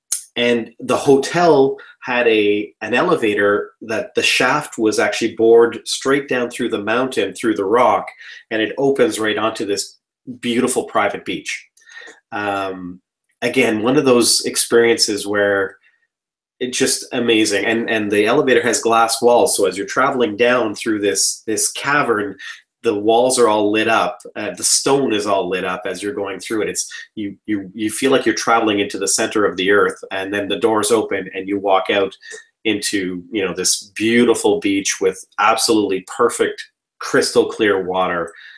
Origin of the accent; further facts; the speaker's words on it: Canada; born there; My family is Croatian. I was born in Canada, but my dad is Croatian.